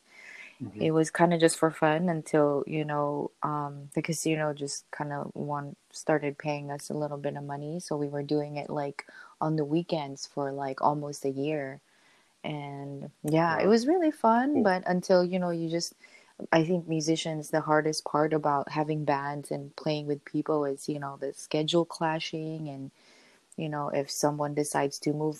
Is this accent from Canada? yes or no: no; Philippines; I always, and also being Filipino, it was just really big in our culture, so it was just kind of always around.